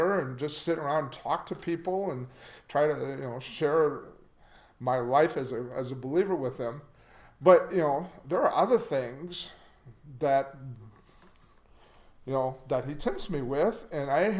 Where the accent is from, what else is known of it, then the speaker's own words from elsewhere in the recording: Janesville, Wisconsin, United States; also born or lived in Beloit, Wisconsin; growing up in Janesville, Wisconsin